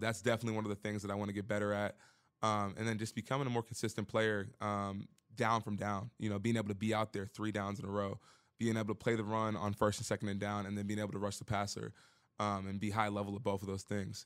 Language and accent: English; Baltimore, Maryland, United States; moved away; I'm from Baltimore